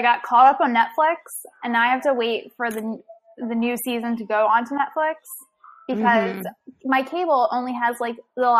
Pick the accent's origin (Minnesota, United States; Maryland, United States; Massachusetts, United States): Maryland, United States; Baltimore; We're from Baltimore.